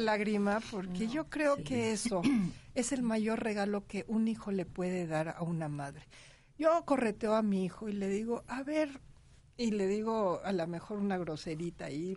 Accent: Mexico; como mexicanos

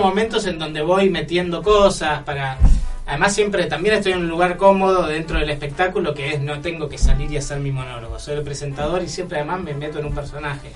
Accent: San Isidro, Buenos Aires Province, Argentina; vengo de, vengo de San Isidro, de Cheto

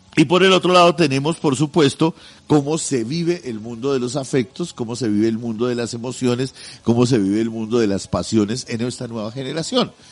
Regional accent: Colombia; pedazo de tierra en el que estamos nosotros metidos como colombianos

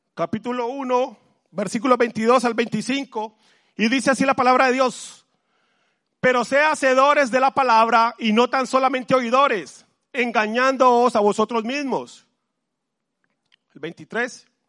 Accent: Colombia; now in Madrid, Spain; Yo soy de Colombia

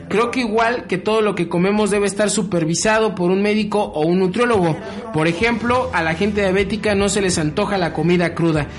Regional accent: Mexico; somos mexicanos

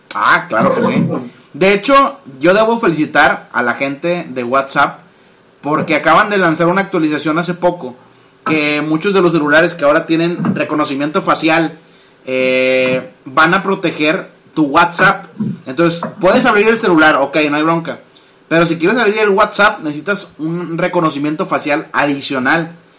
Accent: Monterrey, Nuevo León, Mexico; todos somos de Monterrey

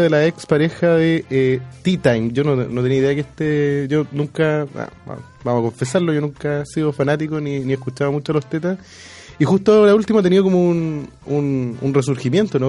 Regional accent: Chile; como buenos chilenos

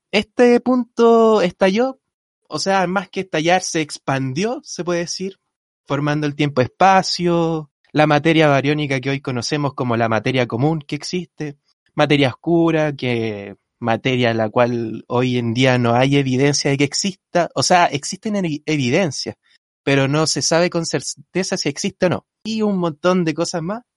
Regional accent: Rancagua, O'Higgins, Chile; moved away; soy de Rancagua yo

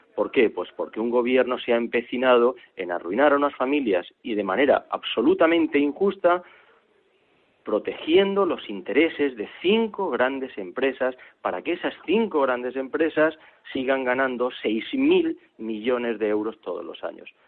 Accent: Spain

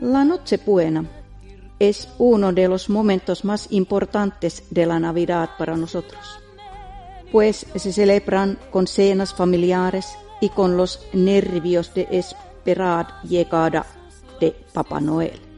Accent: Finland; mi país

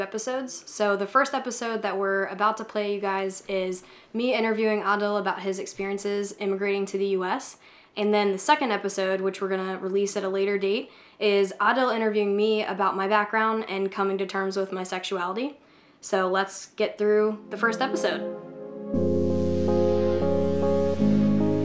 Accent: Richmond, Virginia, United States; moved away as an adult; now in Washington, D.C., United States; I grew up in Richmond, Virginia, and I moved to DC about a year and a half ago

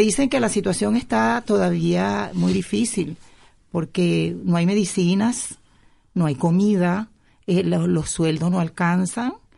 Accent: Yaracuy, Venezuela; moved away as an adult; now in Spain; vengo del estado Yaracuy de Venezuela

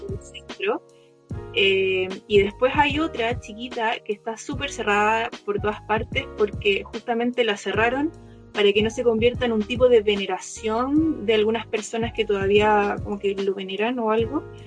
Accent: Chile; moved away as an adult; also born or lived in Berlin, Germany / Copenhagen, Denmark / New Zealand; me pregunté dónde soy, le digo de Chile

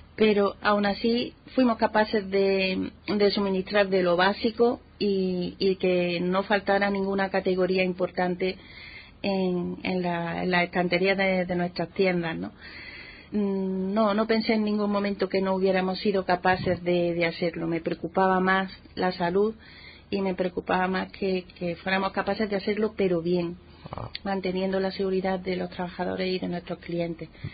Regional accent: Montilla, Andalusia, Spain; Montilla, Montilla es mi pueblo. bueno, pues allí nací, allí crecí

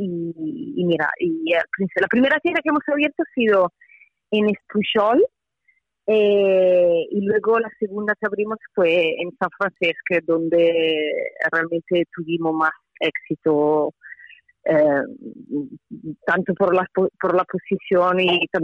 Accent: Italy; Spanish is a second language; soy italiana

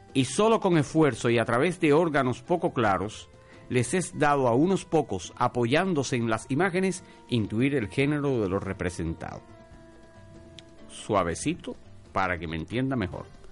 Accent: Cuba; hacemos los cubanos

